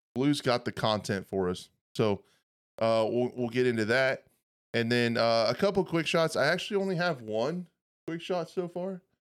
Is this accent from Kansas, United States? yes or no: yes; western Kansas, United States; I grew up on a small farm, like, in a trailer house in the middle of western Kansas